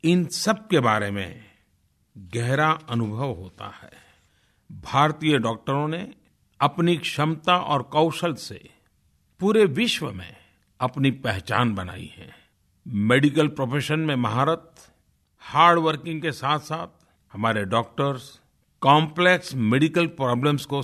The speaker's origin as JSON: {"language": "Hindi", "town": "Tadwa", "region": "Uttar Pradesh", "country": "India", "said": "मगहर के बगल में एक छोटे से गांव टड़वा जो गोरखपुर में है वहाँ का रहने वाला हूँ"}